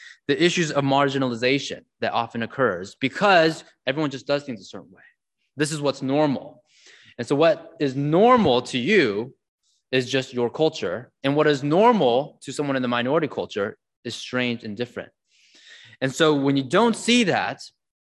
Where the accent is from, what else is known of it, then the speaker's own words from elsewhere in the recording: San Jose, California, United States; I grew up in San Jose, California